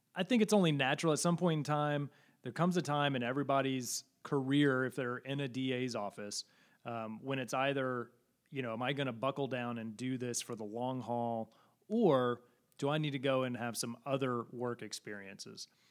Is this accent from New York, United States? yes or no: no; Missouri City, Texas, United States; also born or lived in Massachusetts / Parker County, Texas; I was raised in Missouri City, Texas, just southwest of Houston